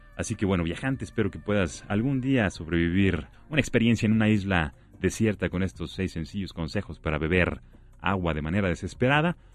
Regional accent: Mexico; nuestro hermoso país

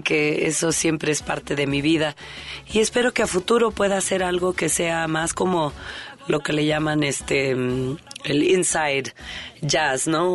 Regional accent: Mexico; por qué somos mexicanos

